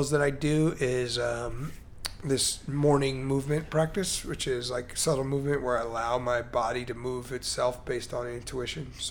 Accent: Chicago, Illinois, United States; I mean, I'm originally from Chicago, so Jordan was like

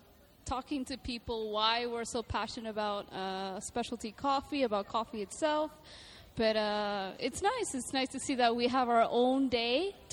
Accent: Venezuela; now in Dubai, United Arab Emirates; Originally, I'm from Venezuela.

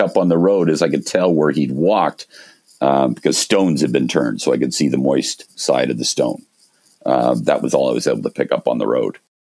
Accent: Canada; moved away as an adult; also born or lived in Montreal / Toronto; now in British Columbia, Canada; I grew up in Montreal and Toronto.

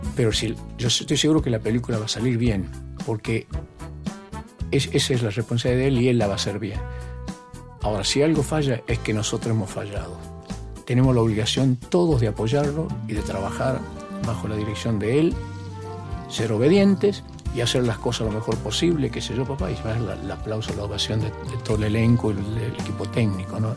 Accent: Tucumán, Argentina; moved away; also born or lived in Buenos Aires; yo desde chico, desde chico empecé a trabajar en mi pueblo y entre esos trabajos lustraba zapatos

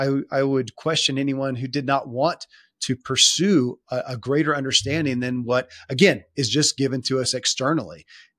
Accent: the South, United States; So I grew up in the Bible Belt of the South, and in a pretty staunch confinement of Christianity as a religion.

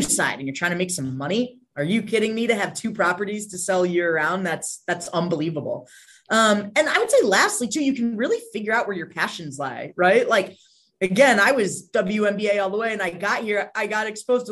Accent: Connecticut, United States; moved away as an adult; work in my hometown, have my family

